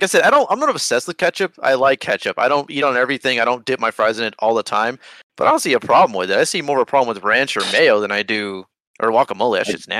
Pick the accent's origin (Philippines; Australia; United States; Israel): United States; Even though we're bitter because we're American